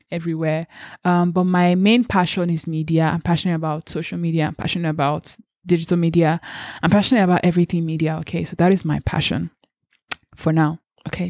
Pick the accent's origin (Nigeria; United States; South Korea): Nigeria; Lagos; also born or lived in Anambra State; I was born and brought up in Lagos, so I've been in Lagos all my life